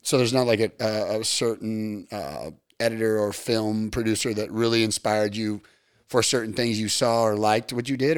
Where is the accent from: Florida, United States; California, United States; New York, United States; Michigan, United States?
California, United States; Long Beach; I'm from North Long Beach